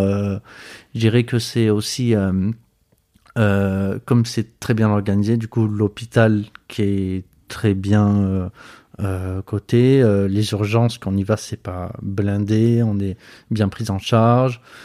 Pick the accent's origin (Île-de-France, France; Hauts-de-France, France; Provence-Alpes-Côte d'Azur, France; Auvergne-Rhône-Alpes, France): Provence-Alpes-Côte d'Azur, France; Marseille; moved away as an adult; also born or lived in Montpellier / Metz; now in Moselle, France; j'ai grandi à Marseille, j'ai fait mes études à Montpellier